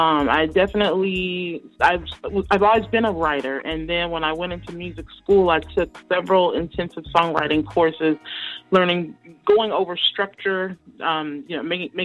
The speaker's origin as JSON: {"language": "English", "town": "Oakland", "region": "California", "country": "United States", "said": "I'm from Northern California, East Oakland. I'm an East Bay girl at heart"}